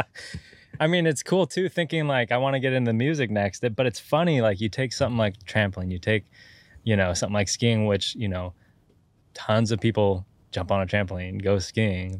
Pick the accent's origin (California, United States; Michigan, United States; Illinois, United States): California, United States; Santa Cruz Mountains; I'm from the Santa Cruz Mountains